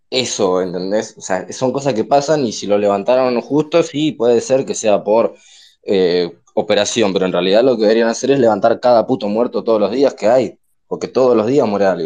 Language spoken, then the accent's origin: Spanish; Lanús, Buenos Aires Province, Argentina; yo soy de Lanús